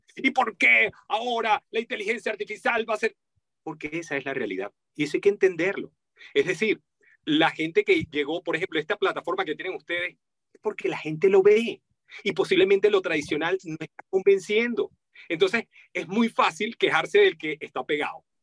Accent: Venezuela; estaba hablando con el acento de mi país natal. Yo nací en Venezuela

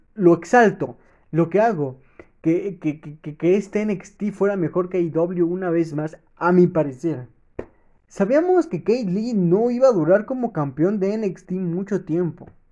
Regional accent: Mexico; como buen mexicano

